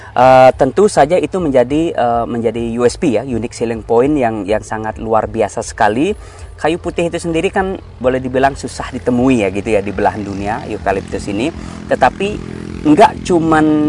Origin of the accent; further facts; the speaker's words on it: Bali, Indonesia; saya lahir tumbuh besar di Bali